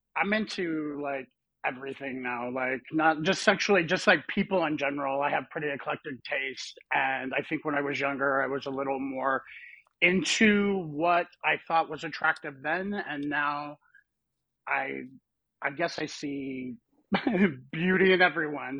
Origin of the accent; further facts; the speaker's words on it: Salt Lake City, Utah, United States; I grew up in Salt Lake City, Utah, so I'm a nice Mormon boy